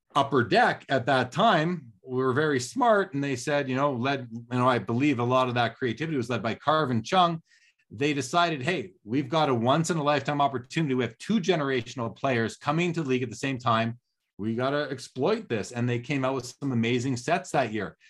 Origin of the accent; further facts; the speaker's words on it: Canada; as a kid growing up in Canada in the eighties